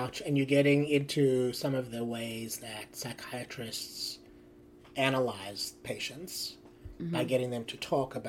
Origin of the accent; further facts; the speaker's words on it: South Africa; I grew up in South Africa.